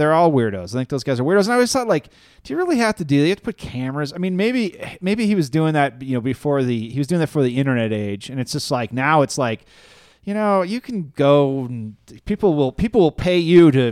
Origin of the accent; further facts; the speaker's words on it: Illinois, United States; now in Denver, United States; I'm from Illinois.